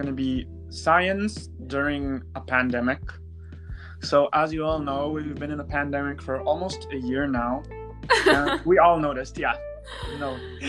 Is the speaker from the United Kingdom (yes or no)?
no; Israel; now in Vancouver, Canada; And I study in Vancouver, Canada. I'm originally from Israel, but I'm currently in high school here.